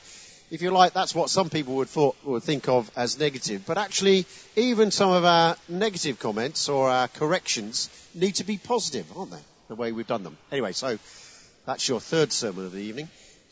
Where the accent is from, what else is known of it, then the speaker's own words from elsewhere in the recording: Chelmsford, East of England, United Kingdom; now in Kent, United Kingdom; Essex, come on. My home county.